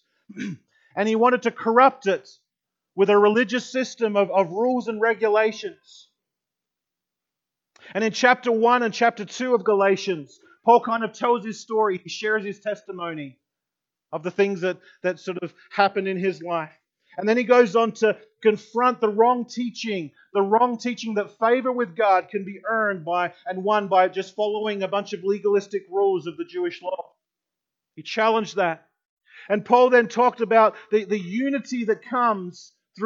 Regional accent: Australia; moved away as an adult; now in United States; I grew up in Australia for 22 years in Australia, and then I came over here, and here in America

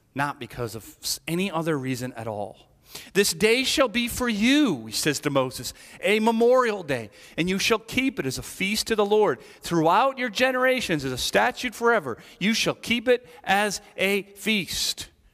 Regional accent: Ireland; I'm Irish

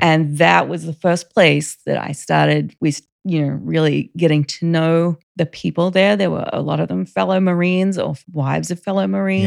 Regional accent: Rockhampton, Queensland, Australia; moved away as an adult; also born or lived in Virginia / Monterey; now in United States; I grew up in Australia, state of Queensland, which is the northern state, the city of Rockhampton.

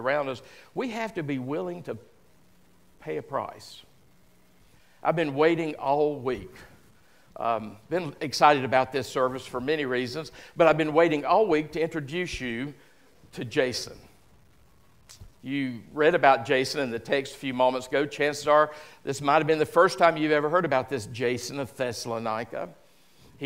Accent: the South, United States; a good phrase we use down south, or at least we used

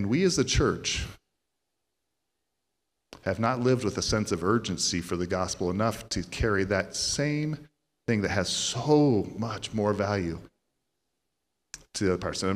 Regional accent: Central Iowa, United States; now in Texas, United States; We're originally from Central Iowa, but we've been native to Texas here for a good chunk of that time

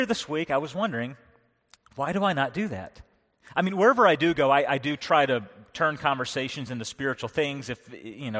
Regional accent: North Carolina, United States; now in Pennsylvania, United States; I was raised in North Carolina.

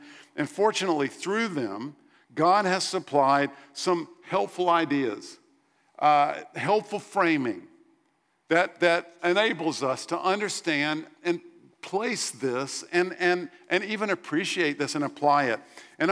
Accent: United States; As Americans

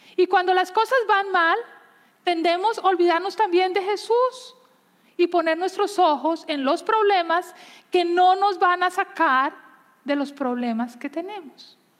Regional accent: Colombia; Yo crecí en Colombia

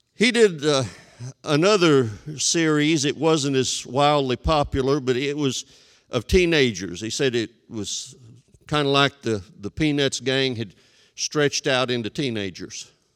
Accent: West Texas, United States; Twice in my hometown, my folks moved from an established church to a beginning church to help get it started.

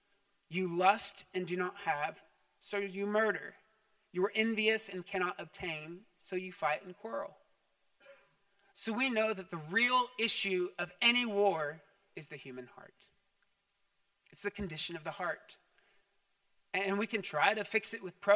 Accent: United States; as an American

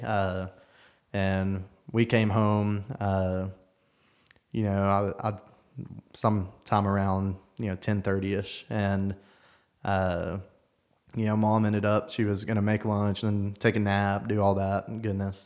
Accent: Knoxville, Tennessee, United States; born and raised in South Knoxville

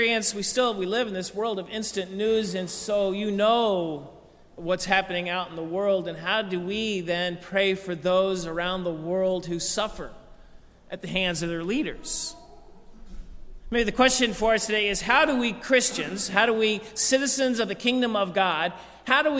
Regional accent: United States; I grew up in here in America

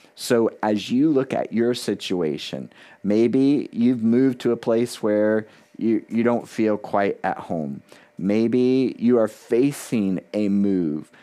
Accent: South Florida, United States; moved away as an adult; also born or lived in Key West, Florida; now in New Hampshire, United States; I was born in Key West, Florida, the southernmost part city in the continental United States. I had grown up in South Florida

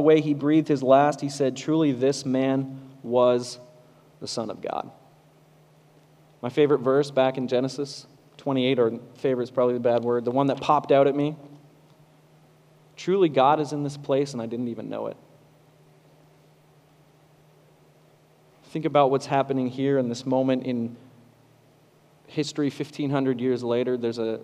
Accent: Kitchener-Waterloo, Ontario, Canada; accent: Canadian; moved away; I'm from Southern Ontario, Kitchener-Waterloo.

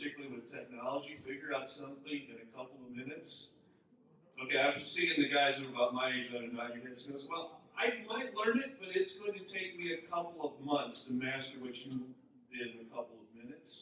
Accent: Minnesota, United States; moved away as an adult; also born or lived in Chicago / overseas; now in North Dakota, United States; I grew up in Minnesota

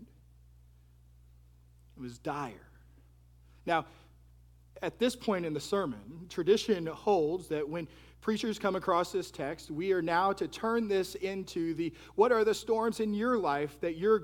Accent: Texas, United States; now in Florida, United States; I'm from Texas, and so since moving to Florida

